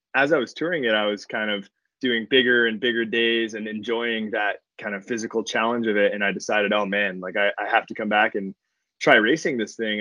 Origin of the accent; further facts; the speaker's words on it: Los Angeles, California, United States; I grew up in Los Angeles.